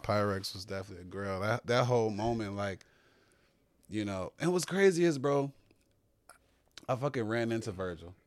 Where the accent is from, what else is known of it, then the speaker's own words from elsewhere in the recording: Chicago, Illinois, United States; growing up in Chicago, especially on the South Side